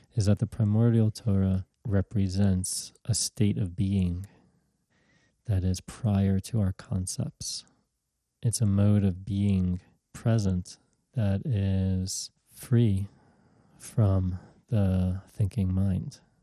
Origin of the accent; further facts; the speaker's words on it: New York City, New York, United States; also born or lived in Israel; I grew up in the Orthodox Jewish community in Brooklyn, New York. I was born in Israel, but my family came back to the United States when I was an infant